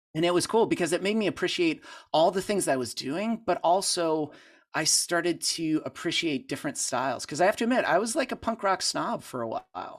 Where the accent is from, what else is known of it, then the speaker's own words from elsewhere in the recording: Pittsburgh, Pennsylvania, United States; moved away as an adult; now in Franklin, United States; I grew up in Pittsburgh